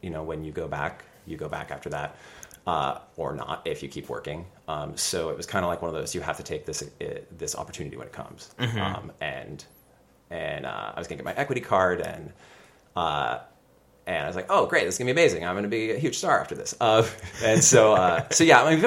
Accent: San Diego, California, United States; I am from San Diego, California, and I grew up doing youth theater.

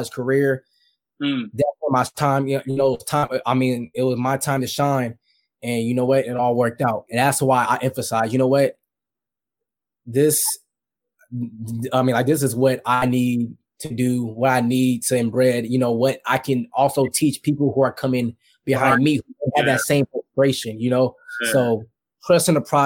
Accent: Bay Area, California, United States; moved away as an adult; now in Los Angeles, United States; Growing up in the Bay Area, I was a 49ers fan growing up.

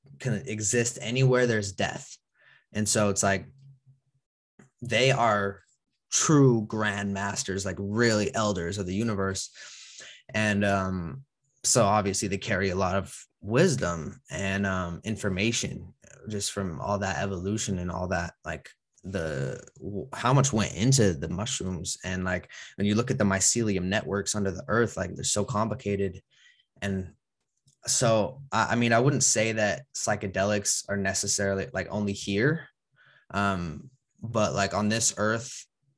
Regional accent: Utah, United States; I was born obviously in Utah, and you know, a lot of religion around me

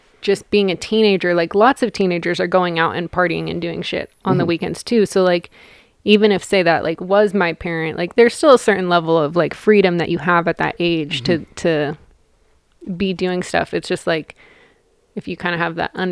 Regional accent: Eugene, Oregon, United States; moved away as an adult; also born or lived in Washington; now in Southern California, United States; I'm from Eugene

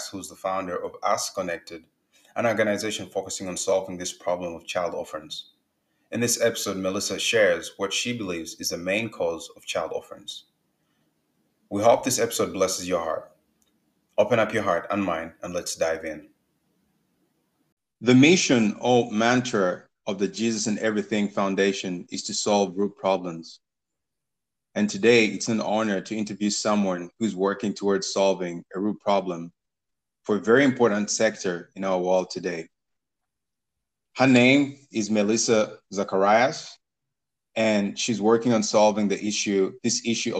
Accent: Uganda; I grew up in Uganda

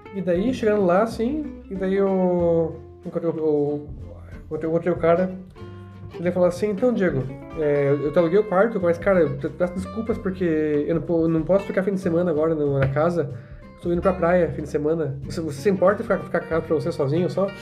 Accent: Brazil; eu sou brasileiro, eu tenho cidadania polonesa

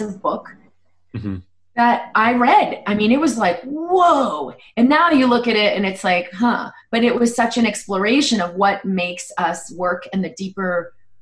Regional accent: Boston, Massachusetts, United States; I grew up in Boston and had, I guess, a pretty conventional upbringing

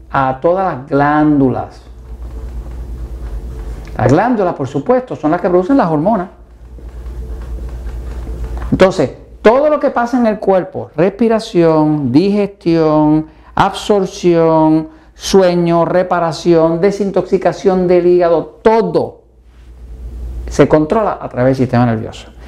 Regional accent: Mexico; ¿Y qué como mexicano todos los días? Maíz.

